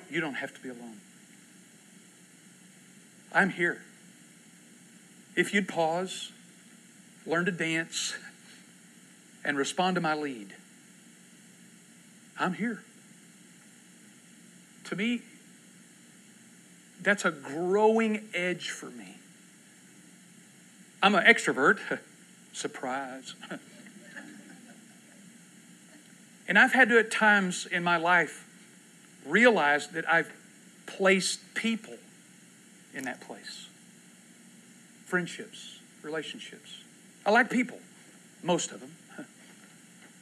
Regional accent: Texas, United States; now in Oklahoma, United States; I was from Texas

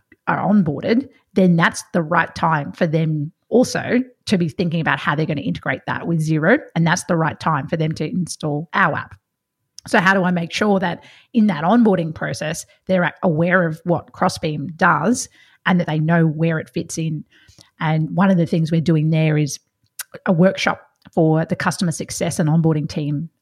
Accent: Victoria, Australia; I'm from Victoria, so I've seen lots of country Victoria

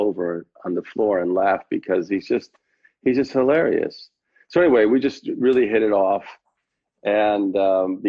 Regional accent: Connecticut, United States; moved away; also born or lived in New York; I grew up in Connecticut with my grandmother

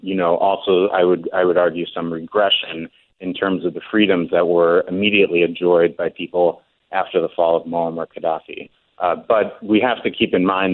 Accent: United States; now in Tunis, Tunisia; I'm American

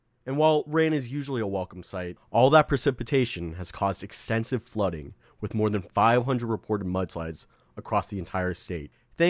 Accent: California, United States; moved away; back in my home state of California

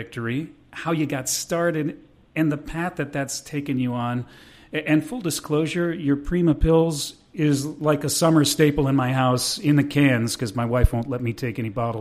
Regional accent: New York, United States; moved away as an adult; also born or lived in Philadelphia area; now in Philadelphia, United States; I'm born and raised in New York. I've lived in the Philadelphia area now for about 5 years

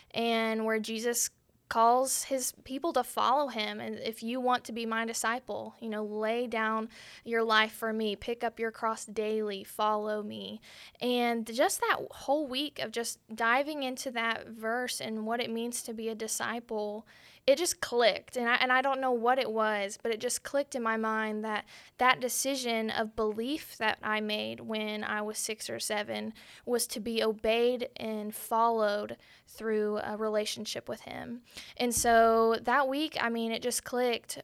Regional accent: Arlington, Texas, United States; now in Benton, United States; I'm originally from Arlington, Texas

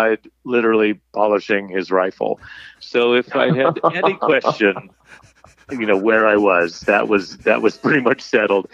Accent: West Virginia, United States; moved away; I grew up in West Virginia

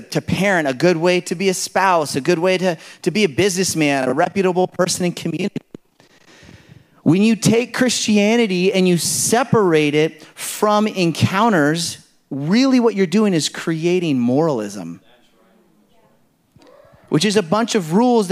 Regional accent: California, United States; I come from California

